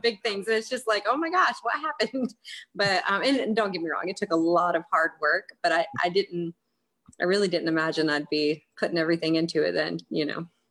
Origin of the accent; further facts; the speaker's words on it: North Carolina, United States; moved away as an adult; now in South Carolina, United States; I was uh, born and raised in North Carolina and I've lived in South Carolina for a couple years.